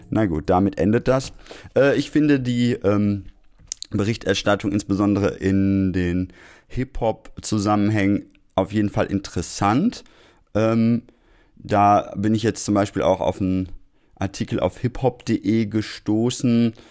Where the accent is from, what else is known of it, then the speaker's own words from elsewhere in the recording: Essen, North Rhine-Westphalia, Germany; born there; Ich wäre Ihnen als gebürtiger Essener sehr dankbar, wenn Sie Ihr Auge weiter darauf halten